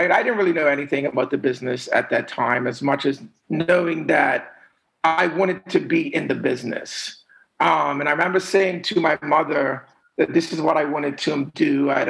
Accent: Bermuda; I was raised to um, a middle class family. My mom was an educator.

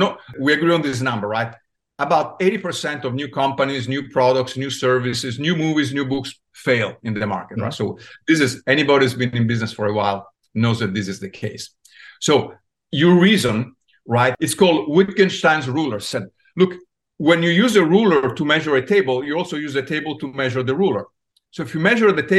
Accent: Italy; now in United States; I was born in Italy. I came to the US and I landed in Silicon Valley.

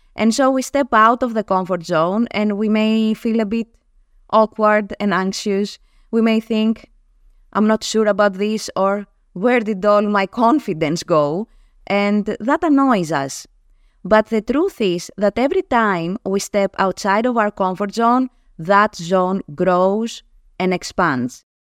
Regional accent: Greece; first language Greek; English is a second language; my native tongue, Greek

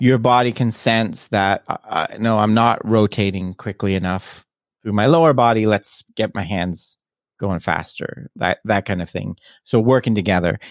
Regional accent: Toronto, Ontario, Canada; I'm Canadian. I'm originally from Toronto area

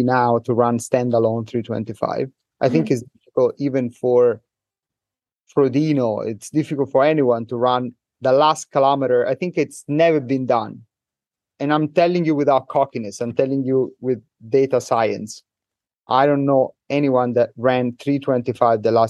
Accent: Italy; English is a second language; moved away as an adult; now in Hong Kong; I'm from Italy

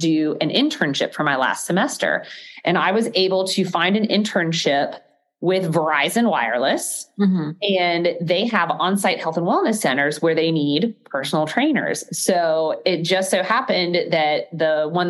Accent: Gainesville, Florida, United States; I grew up in Gainesville, Florida.

